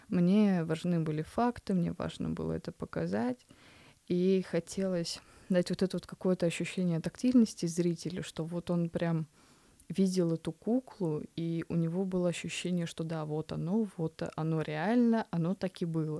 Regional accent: Kamchatka Krai, Russia; я родилась на Камчатке

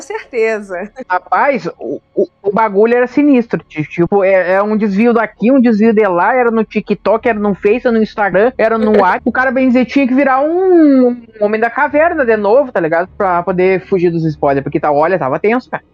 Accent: interior of Rio Grande do Sul, Brazil; Eu sou do Rio Grande do Sul, do interior do Rio Grande do Sul

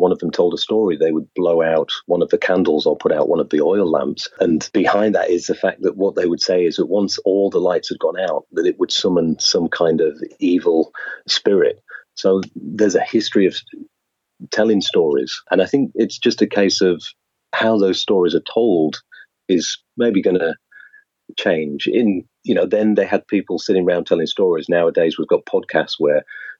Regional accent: Lincolnshire, East Midlands, United Kingdom; moved away as an adult; now in Kyoto, Japan; I'm originally from Lincolnshire in England

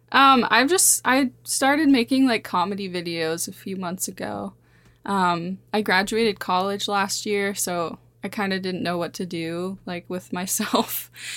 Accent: Montana, United States; I've lived here my whole, my whole life.

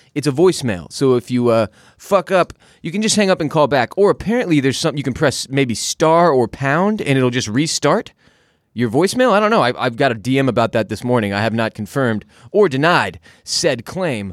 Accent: Houston, Texas, United States; now in Austin, United States; I'm from Houston, Texas.

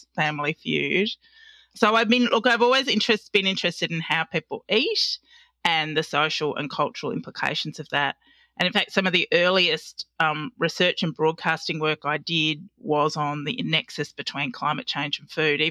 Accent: Australia; being an Australian and understanding Australia

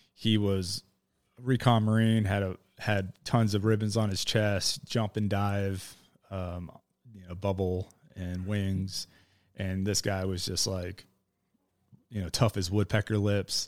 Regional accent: Miami, Florida, United States; moved away as an adult; also born or lived in Idaho; I was born in Miami in nineteen eighty-three

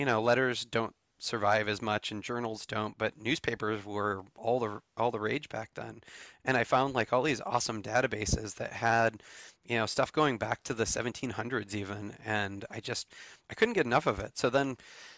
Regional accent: Michigan, United States; I grew up in Michigan

